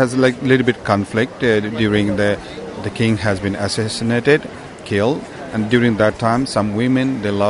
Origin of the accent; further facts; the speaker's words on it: Nepal; I'm from Nepal.